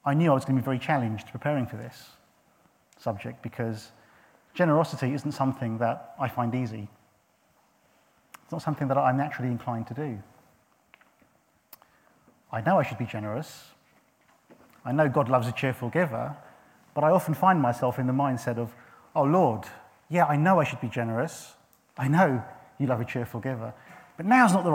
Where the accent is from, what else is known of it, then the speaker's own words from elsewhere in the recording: St Albans, East of England, United Kingdom; I was born in St Albans